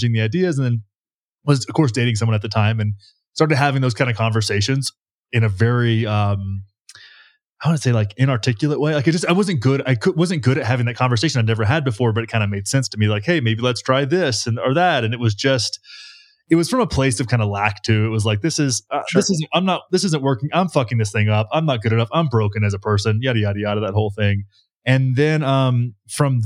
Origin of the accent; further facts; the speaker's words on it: Texas, United States; moved away as an adult; now in Colorado, United States; I am from Texas